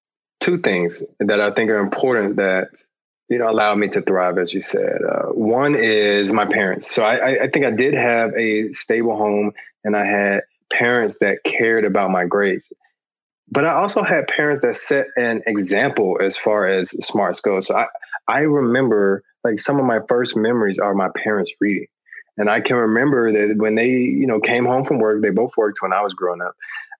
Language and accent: English; Atlanta, Georgia, United States; And honestly, I took it for granted when I was growing up in Atlanta, but I think it did something to me.